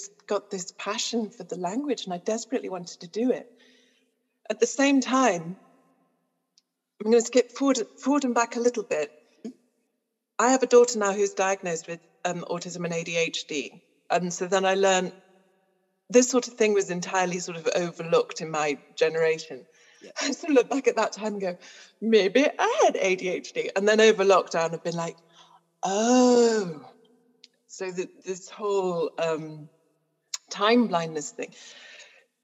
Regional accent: Newcastle-under-Lyme, West Midlands, United Kingdom; we lived in a council estate in Stoke-on-Trent, well, Newcastle-under-Lyme, which is basically Stoke-on-Trent, so the potteries basically

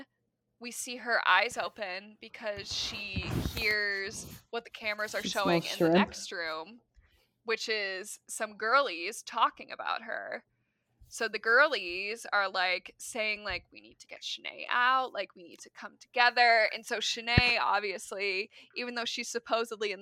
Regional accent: Midwest, United States; As a Midwesterner

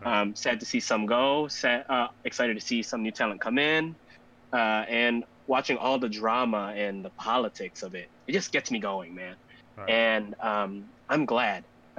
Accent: Philippines; now in Chicago, United States; So we are Filipino. That part is true. But we are actually based in the United States, in Chicago, Illinois, to be exact.

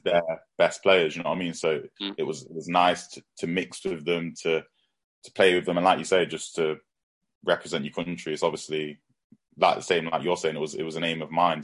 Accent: Nottingham, East Midlands, United Kingdom; I'm from Nottingham myself.

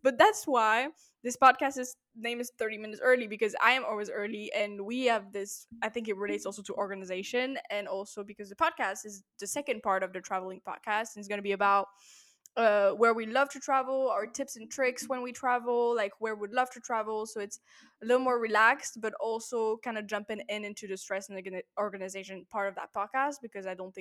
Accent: Paris, Île-de-France, France; I'm from Paris

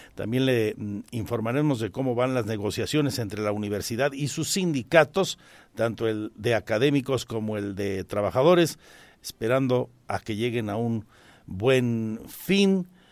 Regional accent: Mexico; como mexicanos

